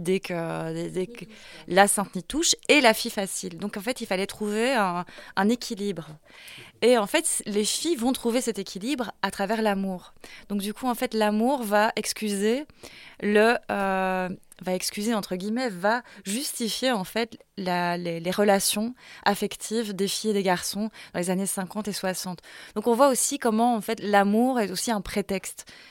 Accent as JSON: {"language": "French", "town": "La Louvière", "region": "Wallonia", "country": "Belgium", "tie": "born or raised there", "said": "j'ai grandi à la Louvière"}